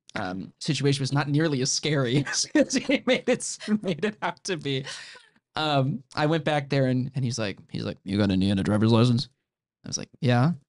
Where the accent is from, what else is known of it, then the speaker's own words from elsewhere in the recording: Central Illinois, United States; moved away as an adult; now in Indiana, United States; I'm not from Indiana originally. I'm from Central Illinois. Um, a town of about a thousand people